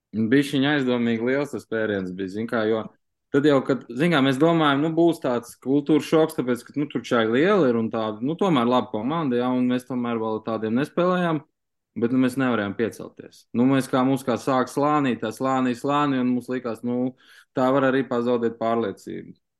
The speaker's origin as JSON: {"language": "Latvian", "country": "Latvia", "said": "Mēs esam tomēr no Latvijas"}